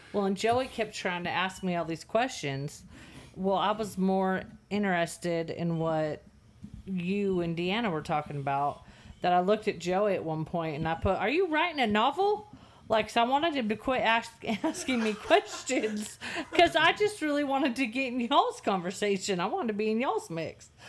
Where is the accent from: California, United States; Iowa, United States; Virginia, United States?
California, United States; Santa Clara; moved away as an adult; also born or lived in the Delta, California; now in Texas, United States; I was born in Santa Clara, California